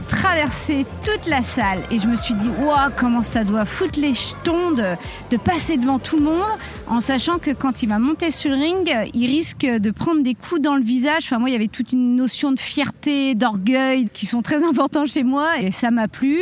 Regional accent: Reims, Grand Est, France; J'ai grandi à Reims.

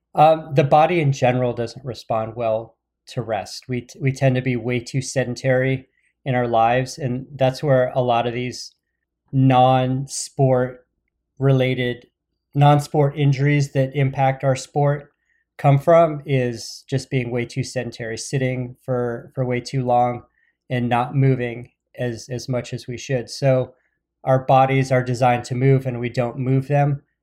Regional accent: Phoenix, Arizona, United States; moved away; I grew up in Phoenix

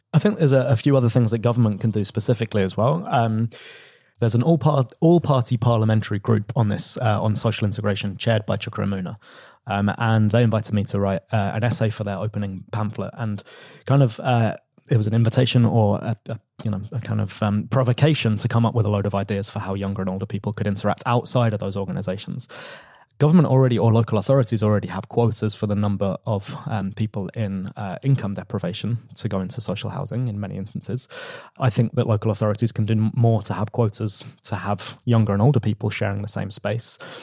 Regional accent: London, United Kingdom; I was a council candidate where I grew up in North London

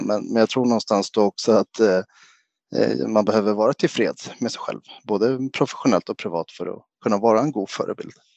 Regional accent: Sweden; jag är svensk-grek, alltså mamma svensk och pappa grek. Pappa flyttade hem till Grekland och Rhodos när jag var fyra

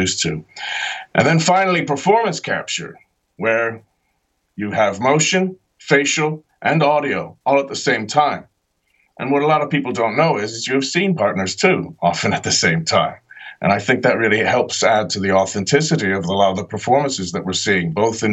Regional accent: Ireland; moved away; also born or lived in New Jersey, United States / Britain; I was born in New Jersey, grew up in Ireland, and I trained in Britain.

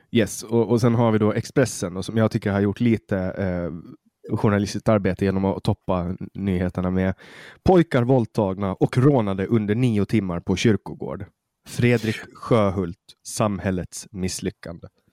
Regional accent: Åland Islands; Jag skulle säga ålänning

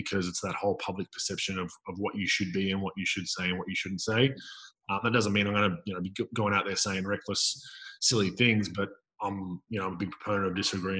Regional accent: Melbourne, Victoria, Australia; I'm from Melbourne, Victoria

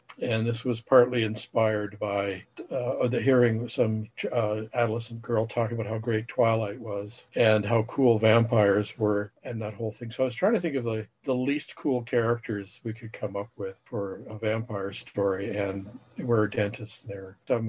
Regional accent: Saskatoon, Saskatchewan, Canada; also born or lived in Alberta; now in Toronto, Canada; I'm originally from the beautiful metropolis of Saskatoon, Saskatchewan, via southern Alberta and then over to Ontario.

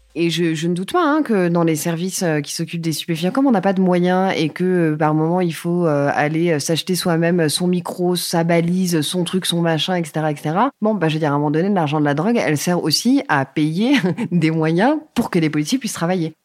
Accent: Paris region, Île-de-France, France; also born or lived in Hauts-de-Seine; je suis née dans le 92, j'ai vécu dans le 78, donc dans des banlieues euh, bourgeoises, on va dire, de la région parisienne

